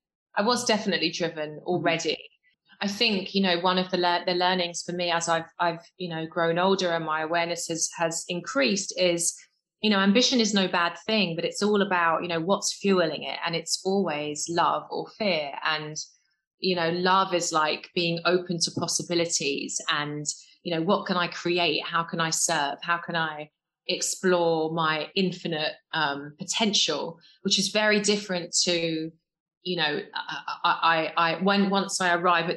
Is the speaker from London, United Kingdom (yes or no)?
yes; London, United Kingdom; I grew up in West London in a council estate with my mum and dad and my two brothers. Dad, Jamaican, came over in the Windrush years. Mum, English.